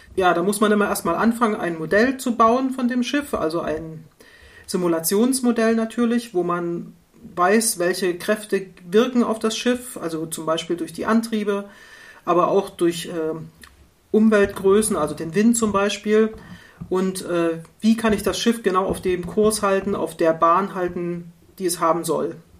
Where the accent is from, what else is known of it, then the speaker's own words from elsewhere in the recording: East Germany, Germany; Ich komme ja aus der DDR